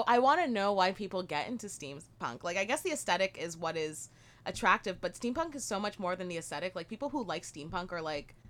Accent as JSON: {"language": "English", "town": "Brampton", "region": "Ontario", "country": "Canada", "tie": "born or raised there", "said": "I grew up in Brampton."}